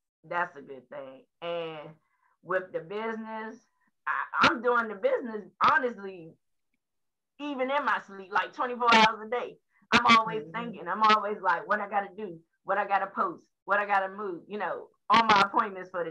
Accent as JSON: {"language": "English", "town": "Washington", "region": "District of Columbia", "country": "United States", "tie": "born or raised there", "said": "I was born on the South Side, Southeast DC"}